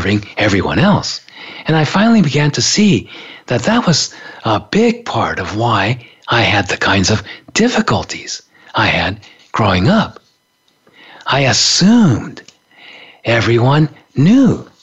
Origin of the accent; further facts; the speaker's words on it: Japan; moved away as an adult; also born or lived in San Francisco; growing up in Japan in the 50s and 60s